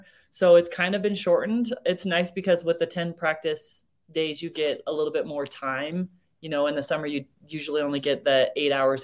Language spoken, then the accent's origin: English; California, United States; now in Cedar City, United States; I'm from California, but I grew up on a cattle ranch